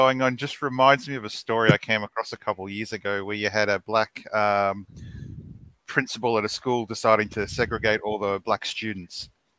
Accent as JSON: {"language": "English", "country": "Australia", "said": "dude, I'm a fucking Australian."}